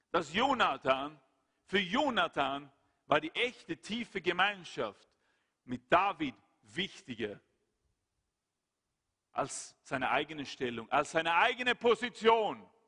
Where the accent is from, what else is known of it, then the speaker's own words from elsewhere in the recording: Sweden; Schweden, mein Heimatland, dann ist der Karl Gustav jetzt der König.